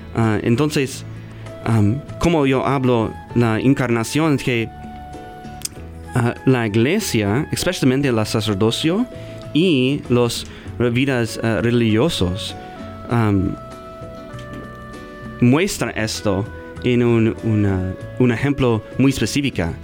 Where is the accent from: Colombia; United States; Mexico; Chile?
United States; Omaha, Nebraska; Spanish is a second language; Yo está aquí de, Omaha, yo nací aquí